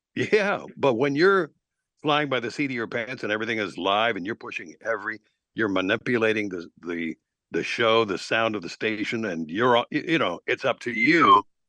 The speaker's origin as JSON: {"language": "English", "town": "Lexington", "region": "Kentucky", "country": "United States", "tie": "born or raised there", "moved": "yes", "lives_now": "Atlanta, United States", "said": "I was, uh, born in Wil-, in Lexington, Kentucky"}